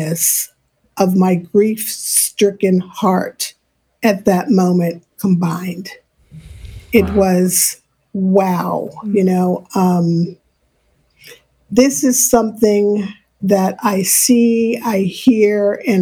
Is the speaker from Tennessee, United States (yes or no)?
no; New York City, New York, United States; I grew up in New York City.